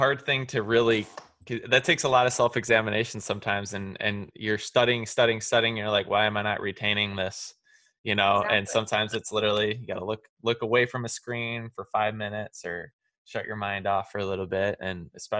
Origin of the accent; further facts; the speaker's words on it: Midwest, United States; because I grew up in the Midwest